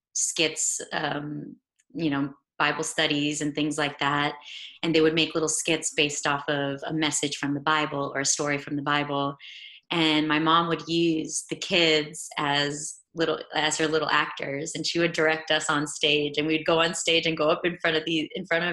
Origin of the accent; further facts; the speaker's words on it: San Antonio, Texas, United States; moved away; also born or lived in Laredo, Texas; I grew up in San Antonio, Texas.